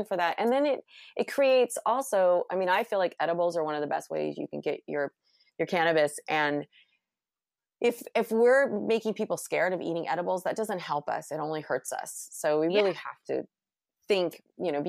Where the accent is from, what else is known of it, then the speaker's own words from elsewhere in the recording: California, United States; I'm from California.